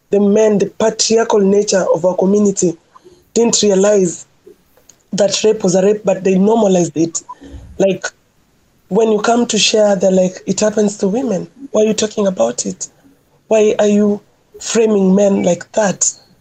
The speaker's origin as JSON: {"language": "English", "region": "Nairobi", "country": "Kenya", "tie": "born or raised there", "said": "growing up in Kibera, and also coming from a very patriarchal community"}